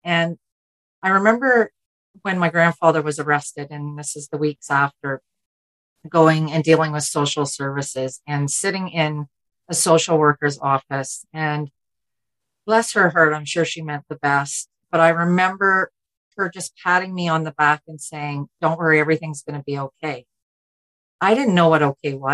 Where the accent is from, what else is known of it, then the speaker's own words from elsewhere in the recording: Ontario, Canada; Born and raised in Ontario